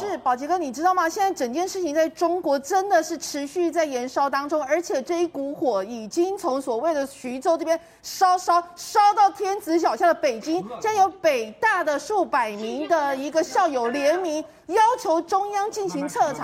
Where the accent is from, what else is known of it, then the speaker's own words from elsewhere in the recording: Taiwan; 我们台湾这边是在过年